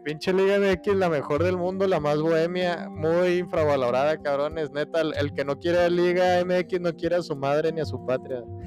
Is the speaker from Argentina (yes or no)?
no; Mexico